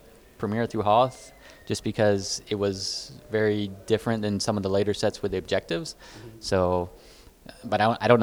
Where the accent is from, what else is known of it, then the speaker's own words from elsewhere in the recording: Florida, United States; I'm from Florida